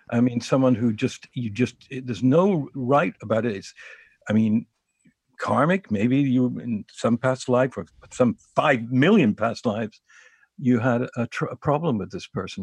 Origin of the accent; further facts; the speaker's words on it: New York City, New York, United States; I'm a New Yorker